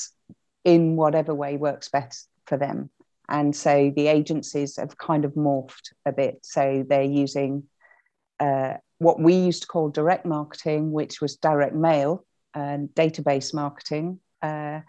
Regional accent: Hull, Yorkshire and the Humber, United Kingdom; moved away as an adult; also born or lived in Cirencester; I was from Hull. Came down, joined the grad scheme

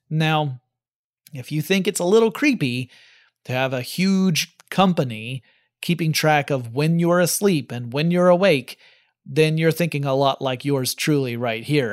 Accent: United States; I'm American, so I tend to call it soccer

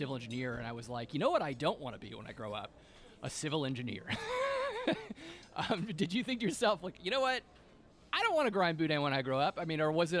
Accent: Lafayette, Louisiana, United States; I grew up in Lafayette

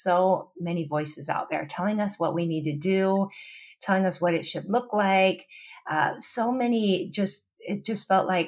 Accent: Pacific Northwest, United States; moved away as an adult; now in Oahu, United States; I come from the Pacific Northwest originally, but my husband and I moved to Hawaii 19 years ago

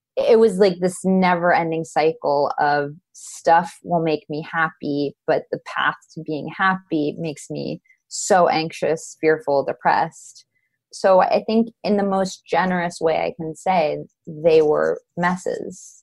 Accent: Los Angeles, California, United States; I'm from Los Angeles

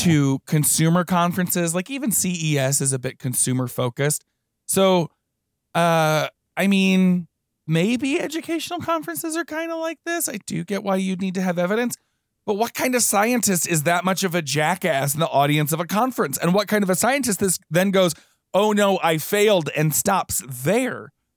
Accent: Houston, Texas, United States; I grew up in Houston

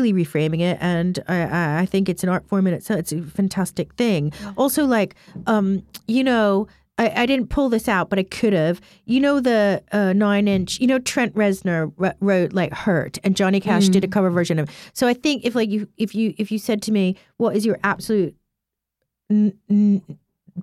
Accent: Chicago, Illinois, United States; moved away; I grew up in Chicago partially

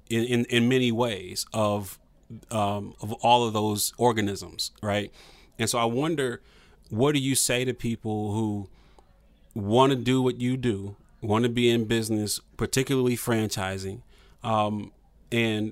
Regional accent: Toledo, Ohio, United States; I'm from Toledo, Ohio.

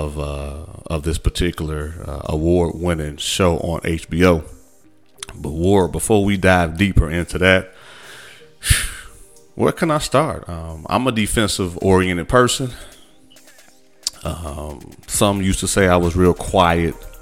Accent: Midwest, United States; I'm from the Midwest

